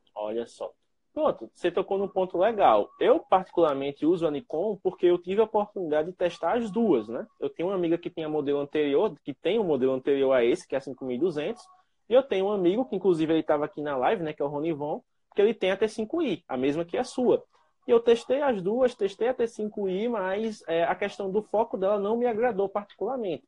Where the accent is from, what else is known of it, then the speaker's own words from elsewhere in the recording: Penedo, Alagoas, Brazil; eu sou de Penedo, é uma cidade relativamente próxima.